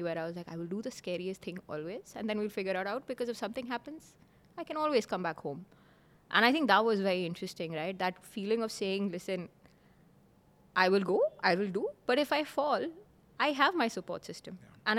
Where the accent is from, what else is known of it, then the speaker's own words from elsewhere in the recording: Oman; So they moved and I grew up in Oman.